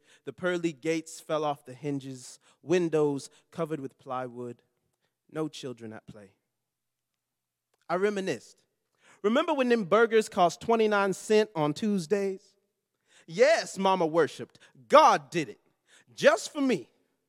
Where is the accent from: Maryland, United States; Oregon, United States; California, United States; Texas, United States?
California, United States; Long Beach; because I grew up in Long Beach, California.